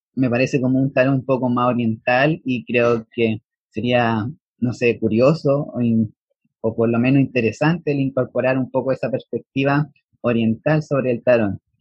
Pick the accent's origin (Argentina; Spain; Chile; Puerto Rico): Chile; soy de Chile